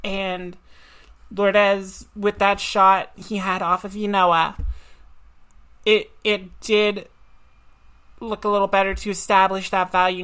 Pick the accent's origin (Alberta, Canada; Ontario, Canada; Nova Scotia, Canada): Nova Scotia, Canada; I'm from Nova Scotia.